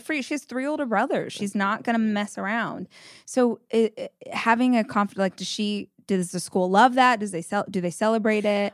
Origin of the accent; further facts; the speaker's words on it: Southern California, United States; moved away as an adult; now in Austin, United States; I grew up in Southern California, we moved to Austin five years ago